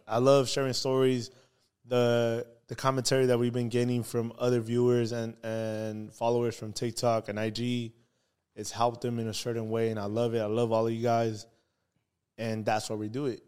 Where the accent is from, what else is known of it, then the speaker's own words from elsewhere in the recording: Baldwin Park, California, United States; we're from Baldwin Park. I'm from Baldwin